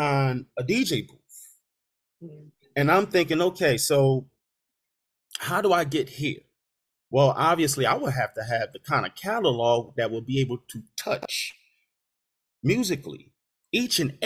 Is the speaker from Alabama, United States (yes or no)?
no; Philadelphia, Pennsylvania, United States; I'm from Philadelphia